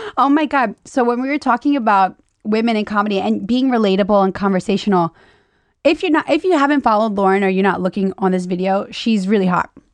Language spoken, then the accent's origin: English; Louisiana, United States; moved away; I'm from Louisiana